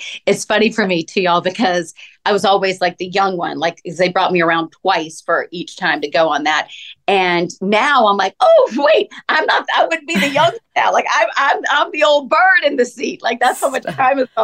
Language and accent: English; Atlanta, Georgia, United States; I'm from Atlanta.